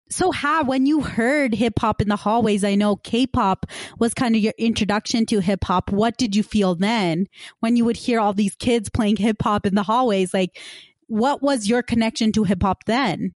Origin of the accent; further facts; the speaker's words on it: West Valley City, Utah, United States; I grew up in West Valley City, which is kind of the west side of Utah.